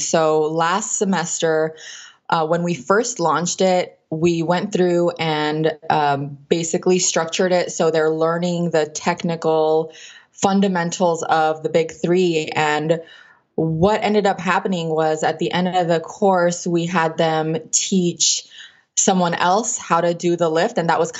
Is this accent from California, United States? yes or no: yes; Los Angeles, California, United States; California. I'm from California.